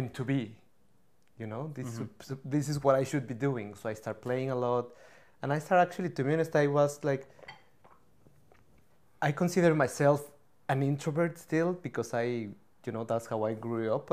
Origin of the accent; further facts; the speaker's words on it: Mexico City, Mexico; now in Vancouver, Canada; I grew up in Mexico City